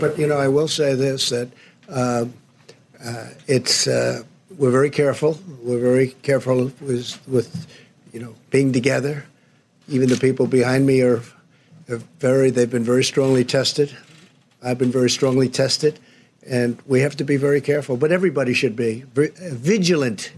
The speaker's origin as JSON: {"language": "English", "area": "near New Rochelle", "region": "New York", "country": "United States", "tie": "born or raised there", "said": "I grew up right near New Rochelle"}